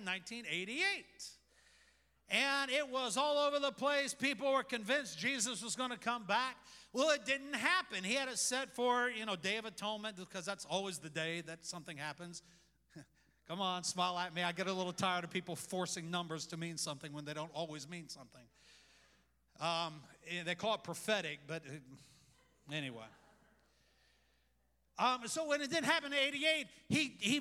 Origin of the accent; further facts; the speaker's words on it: United States; I love America. I love being an American